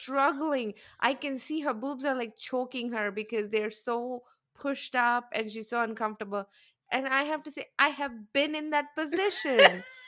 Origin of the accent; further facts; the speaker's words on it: South India, India; moved away; I grew up in South India with, in the, in the very high heat